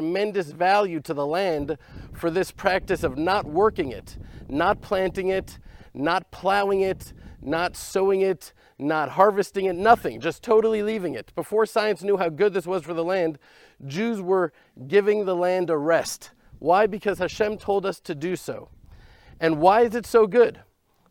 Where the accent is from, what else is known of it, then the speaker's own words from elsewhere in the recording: Texas, United States; also born or lived in Judea; now in Israel; I was born in Texas